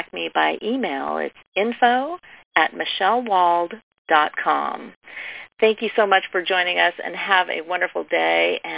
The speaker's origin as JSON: {"language": "English", "town": "Austin", "region": "Texas", "country": "United States", "tie": "born or raised there", "said": "my hometown, Austin, Texas"}